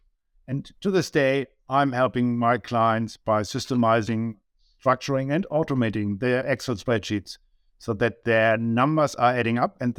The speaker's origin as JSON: {"language": "English", "country": "Germany", "accent": "German", "second_language": "English", "moved": "as an adult", "said": "you can tell by my accent I'm from Germany."}